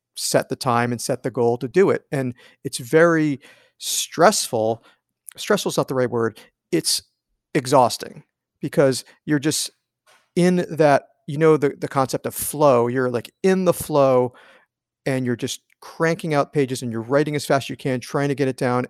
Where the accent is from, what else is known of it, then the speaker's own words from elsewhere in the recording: East Coast, United States; moved away as an adult; I grew up on the East Coast